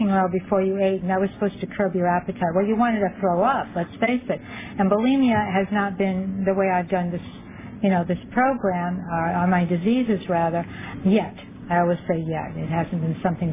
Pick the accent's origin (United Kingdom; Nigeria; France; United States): United States; Rhode Island; moved away as an adult; also born or lived in Fallon, Nevada; now in Los Angeles County, United States; We moved from Rhode Island, which is where I'm from, to the West Coast